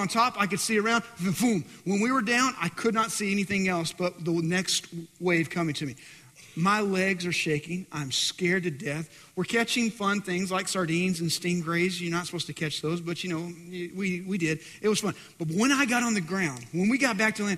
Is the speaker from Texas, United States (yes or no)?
yes; West Texas, United States; I'm in from West Texas